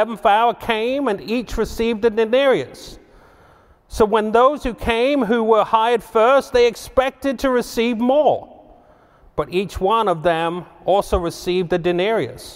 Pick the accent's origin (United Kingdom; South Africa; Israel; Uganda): United Kingdom; England; also born or lived in Boston / Houston / Dallas / London; now in Little Rock, United States; originally, I'm from England